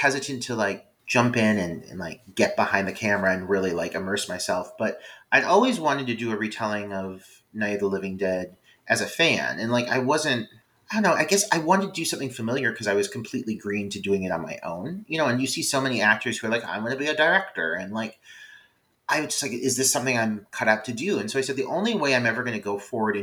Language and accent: English; Cleveland, Ohio, United States; accent: Cleveland; we're from Cleveland